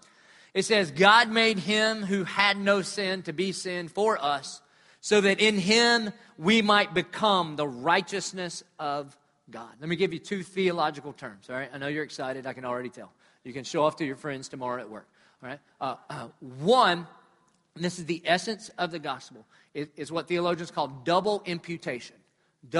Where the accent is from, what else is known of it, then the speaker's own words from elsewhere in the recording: Dillon, United States; I'm from Dillon